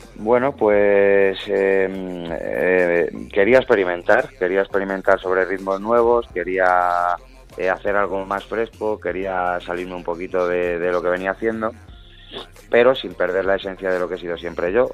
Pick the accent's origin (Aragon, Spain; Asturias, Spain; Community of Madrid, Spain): Community of Madrid, Spain; Madrid; Todo lo que yo hablo creo que, que, es, muy madrileño y se nota mucho de donde soy